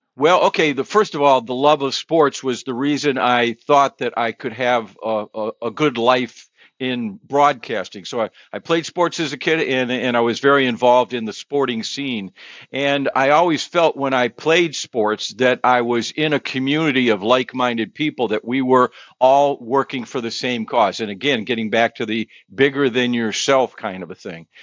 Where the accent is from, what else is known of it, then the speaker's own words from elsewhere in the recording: Cleveland, Ohio, United States; also born or lived in Buffalo, New York; when I got to Cleveland, I felt the pressure. Hometown kid.